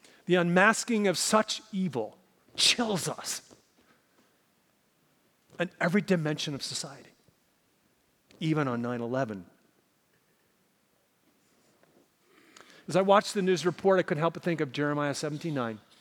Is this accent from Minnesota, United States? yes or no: yes; Minnesota, United States; moved away; where I grew up in Minnesota